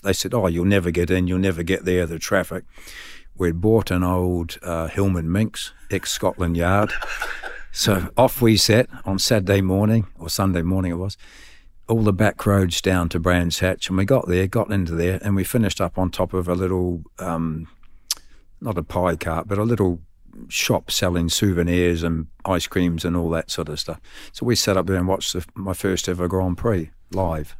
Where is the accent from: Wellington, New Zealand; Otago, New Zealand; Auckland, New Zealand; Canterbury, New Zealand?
Otago, New Zealand; Dunedin; moved away as an adult; now in United Kingdom; Born and bred in Dunedin